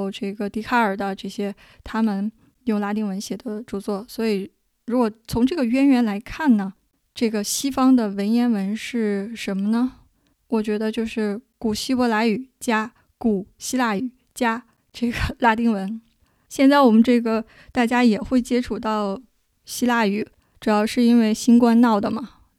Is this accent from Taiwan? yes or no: no; China; 作为我们中国人、亚洲人